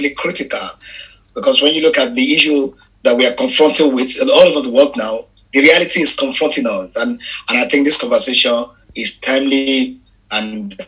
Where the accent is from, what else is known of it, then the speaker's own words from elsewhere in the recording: Lagos, Nigeria; English is a second language; I am based in Lagos. I was born in Lagos in Ejigbo. Mm-hmm. I grew up there. I have all my life. I spent all my life there. My parents are actually from Ejigbo.